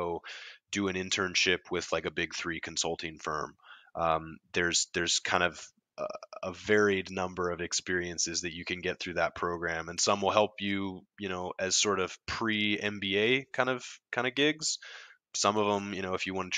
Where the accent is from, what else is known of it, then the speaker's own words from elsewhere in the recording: Columbia, South Carolina, United States; I grew up in Columbia. That's kind of where I was from